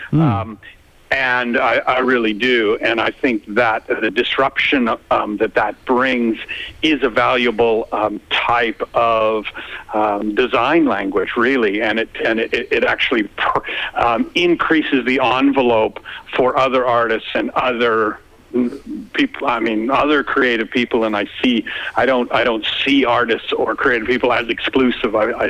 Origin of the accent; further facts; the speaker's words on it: Canada; now in Melbourne, Australia; I was really struck when I came from Canada um, how obsessed everyone is with the weather, and and I am too now.